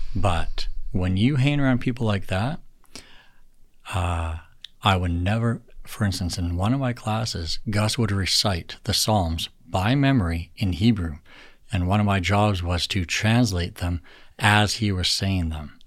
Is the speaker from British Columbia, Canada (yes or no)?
no; Alberta, Canada; I was born and raised in Alberta